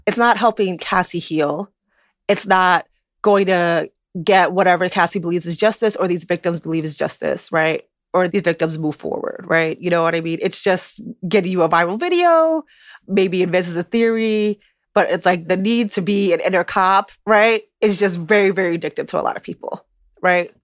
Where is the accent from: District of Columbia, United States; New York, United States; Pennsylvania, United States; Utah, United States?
New York, United States; New York City; living in New York, having grown up in New York, you know, just being a New Yorker